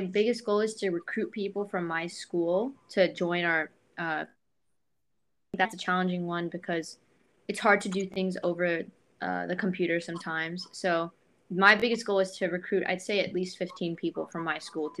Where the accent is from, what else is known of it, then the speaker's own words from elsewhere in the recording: India; I'm from India and I've gone to India and I've seen, you know, that there's poverty there and I see people have suffered there.